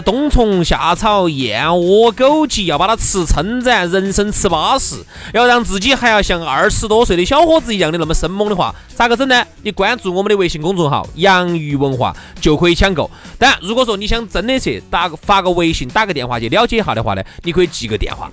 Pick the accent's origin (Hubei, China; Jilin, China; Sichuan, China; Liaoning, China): Sichuan, China; Chengdu; accent: Chengdu dialect; 我们成都话就出来装蒜